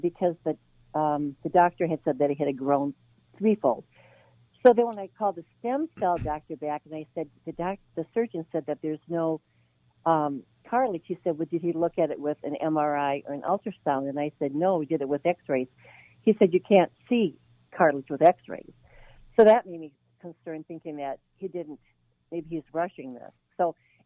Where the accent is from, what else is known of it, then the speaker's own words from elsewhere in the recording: Michigan, United States; We're from Michigan